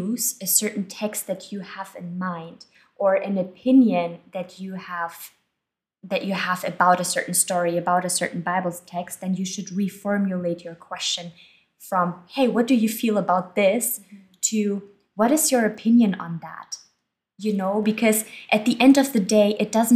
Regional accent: Germany; moved away; I was born and I grew up in Germany.

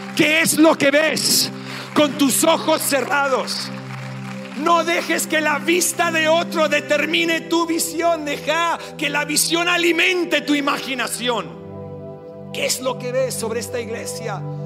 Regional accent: Australia; first language English; Spanish is a second language; moved away as an adult; also born or lived in Sydney, Australia; now in Argentina; el inglés es nuestro primer idioma. Sé que se dan cuenta que soy australiano

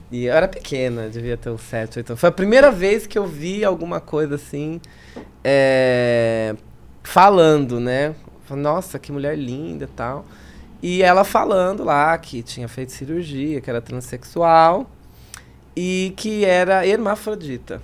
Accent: São Paulo, Brazil; accent: mixed; Nasci na Zona Leste de São Paulo, cresci, me criei na Zona Leste de São Paulo

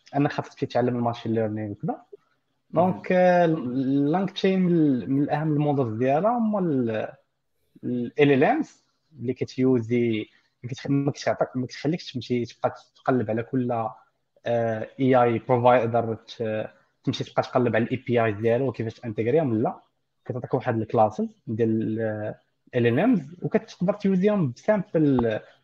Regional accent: Morocco; للدارجه المغربيه ديالنا

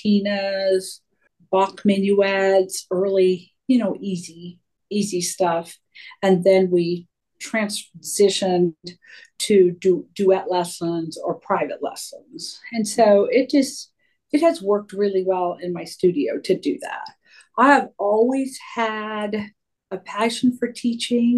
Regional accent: Terre Haute, Indiana, United States; also born or lived in Greencastle, Indiana / Dallas, Texas; now in Fishers, United States; I'm from Terre Haute, and I grew up in Indiana

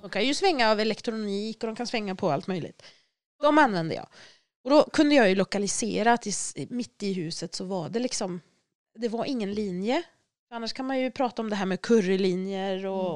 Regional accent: Dalarna County, Sweden; moved away; Jag kommer från Dalarna så jag har tagit med mig sten från mitt hem

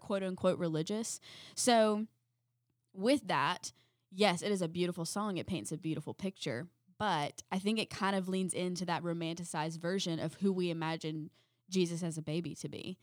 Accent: South Carolina, United States; We're from South Carolina

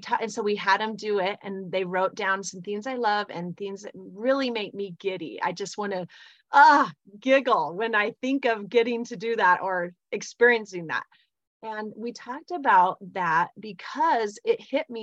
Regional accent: Provo, Utah, United States; also born or lived in North Salt Lake, Utah; I live in North Salt Lake, Utah. I grew up in Provo, Utah.

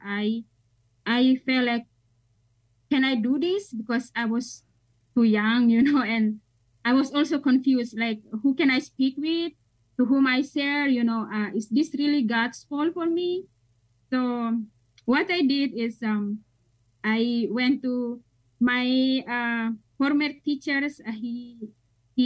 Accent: Indonesia; moved away as an adult; now in United States; I'm from Indonesia

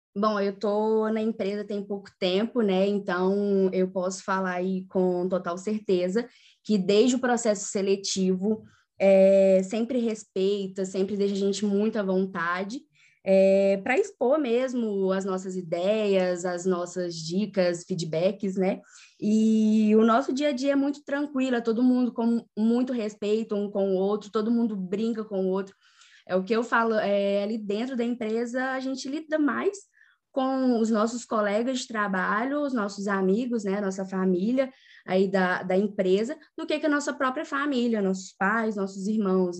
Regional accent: São João del-Rei, Minas Gerais, Brazil; Também sou de natural de São João Del Rei

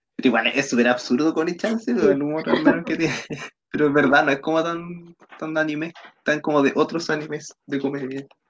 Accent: Chile; somos chilenos, los cuatro

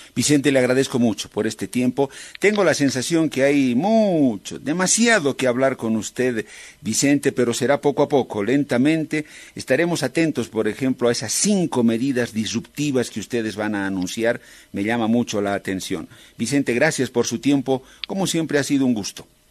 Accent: Bolivia

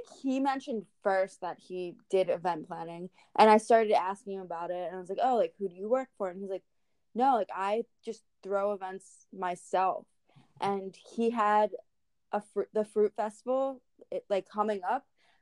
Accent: East Coast, United States; We grew up on the East Coast

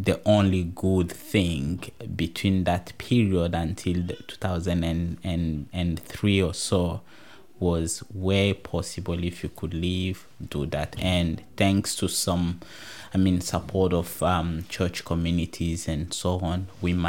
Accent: DR Congo; now in Tasmania, Australia; we do come from the same province.

